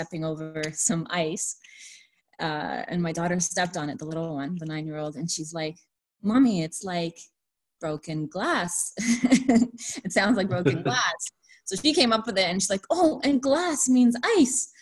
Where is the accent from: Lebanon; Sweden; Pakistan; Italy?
Lebanon; now in Canada; I'm from Lebanon. So I grew up around Francophones, people who speak French.